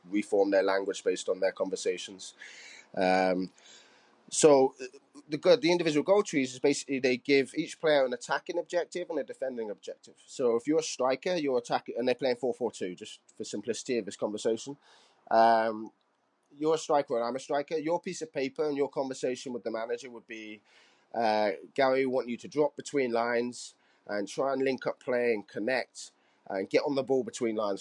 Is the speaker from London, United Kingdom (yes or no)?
no; Cardiff, Wales, United Kingdom; I'm from Cardiff